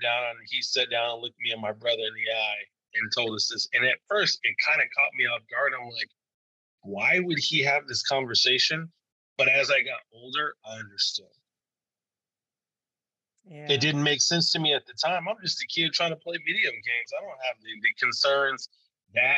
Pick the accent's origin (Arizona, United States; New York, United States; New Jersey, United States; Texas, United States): Arizona, United States; Growing up in Arizona was interesting